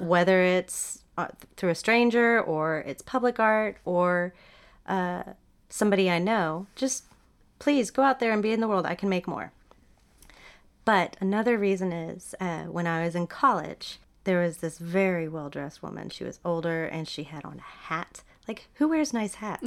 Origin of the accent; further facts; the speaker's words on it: Dallas, Texas, United States; also born or lived in Hong Kong / Seattle; now in Austin, United States; I grew up in D F